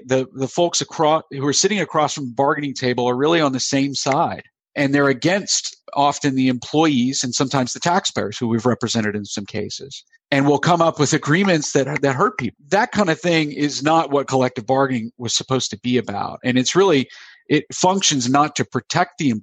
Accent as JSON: {"language": "English", "country": "United States", "tie": "born or raised there", "also_born_or_lived": "South Carolina / Florida", "moved": "yes", "lives_now": "Pennsylvania, United States", "said": "I grew up in South Carolina and Florida"}